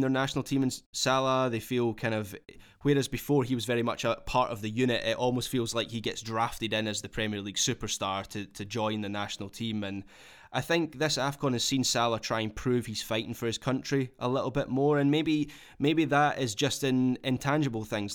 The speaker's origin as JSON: {"language": "English", "region": "Scotland", "country": "United Kingdom", "said": "as a Scot"}